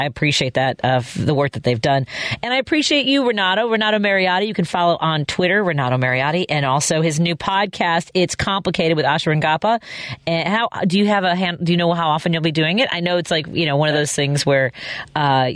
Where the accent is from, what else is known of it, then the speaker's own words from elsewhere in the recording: Chicago, Illinois, United States; growing up in Chicago